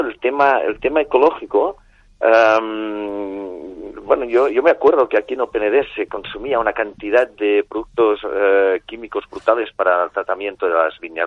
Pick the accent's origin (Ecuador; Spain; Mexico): Spain; Catalonia; como buen catalán